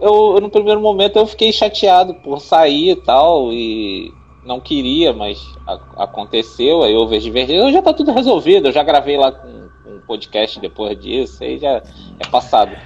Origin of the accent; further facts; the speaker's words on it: Rio de Janeiro, Brazil; also born or lived in Bangu; eu também sou do Rio. Somos todos do Rio, tirando Guaraci, eu também sou carioca.